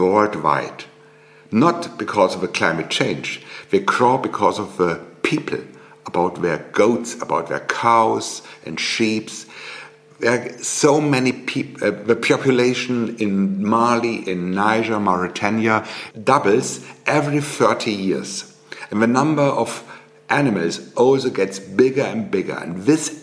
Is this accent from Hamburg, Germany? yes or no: no; Bavaria, Germany; I'm living in the most beautiful part of Germany, in Oberbayern